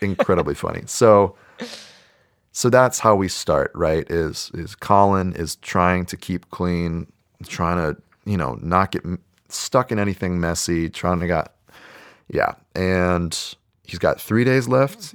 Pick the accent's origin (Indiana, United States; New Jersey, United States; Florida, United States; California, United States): California, United States; South Bay, San Francisco Bay Area; I'm from the South Bay, closer to San Jose, more on the peninsula